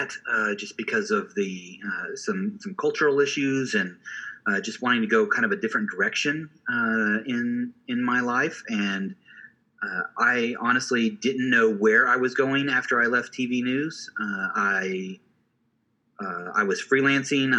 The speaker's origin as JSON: {"language": "English", "town": "Springfield", "region": "Missouri", "country": "United States", "tie": "born or raised there", "moved": "as an adult", "lives_now": "Oklahoma, United States", "said": "I was born in Springfield, Missouri"}